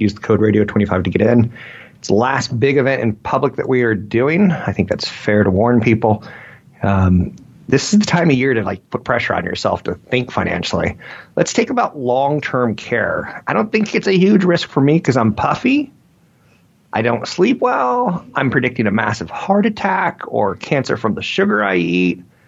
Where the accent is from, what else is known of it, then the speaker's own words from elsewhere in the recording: Minnesota, United States; I'm from Minnesota.